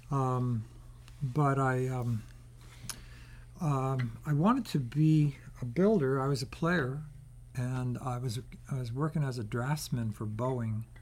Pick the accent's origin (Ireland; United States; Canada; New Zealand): United States; Baltimore, Maryland; moved away as an adult; also born or lived in San Francisco; I grew up in Baltimore.